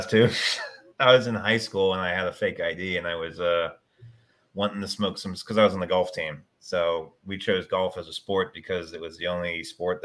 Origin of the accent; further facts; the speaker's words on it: Hockessin, Delaware, United States; also born or lived in North Carolina / Tennessee; now in Hawaii, United States; Born in North Carolina, but 90% of my life plus. I grew up in Delaware